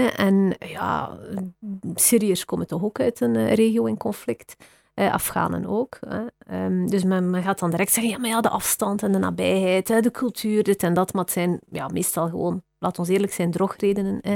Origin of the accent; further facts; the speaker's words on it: West Flanders, Belgium; accent: West Flemish; now in Brussels, Belgium; mijn accent is denk ik West-Vlaams